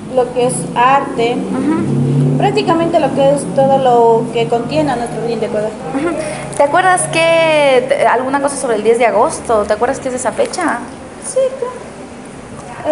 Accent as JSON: {"language": "Spanish", "town": "Pujilí", "region": "Cotopaxi", "country": "Ecuador", "said": "soy de Pujilí"}